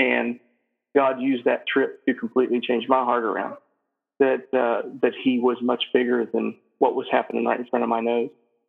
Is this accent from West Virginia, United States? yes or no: yes; West Virginia, United States; moved away as an adult; now in Santa Cruz, Bolivia; I'm from West Virginia, grew up in a town of 500 people. And now I live in Santa Cruz, Bolivia, which is a city of 3 million.